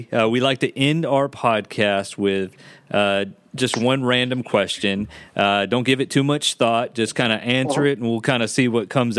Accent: Texas, United States; moved away as an adult; now in North Carolina, United States; I grew up in Texas. And I came to North Carolina less than 2 years ago

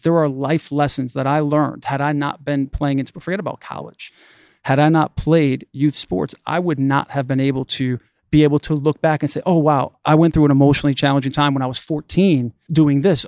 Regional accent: Waterbury, Connecticut, United States; I was born and raised in the Northeast in Waterbury, Connecticut

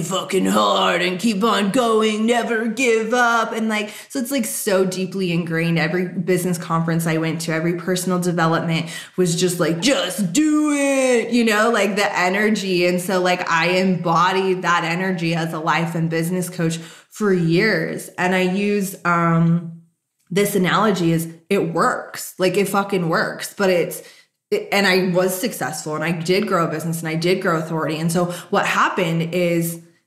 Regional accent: Las Vegas, Nevada, United States; I grew up in Vegas

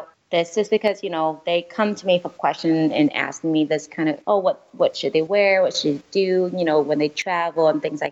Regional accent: California, United States; I am Vietnamese, part French. I grew up here in California

